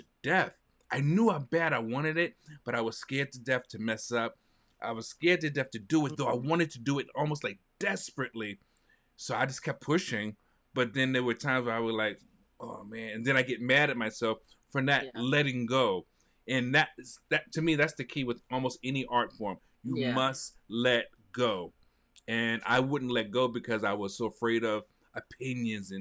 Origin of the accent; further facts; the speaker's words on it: New York City, New York, United States; I'm a New Yorker. And in New York, we've got the Village Voice